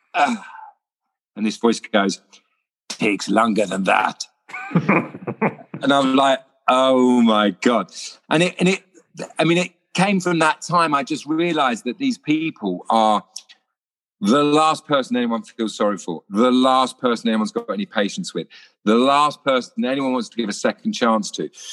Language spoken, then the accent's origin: English; London, United Kingdom; I was born in Putney